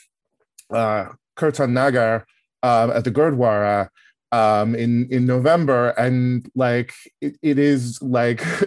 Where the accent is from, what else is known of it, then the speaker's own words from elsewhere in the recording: Yuba City, California, United States; moved away; I am from Yuba City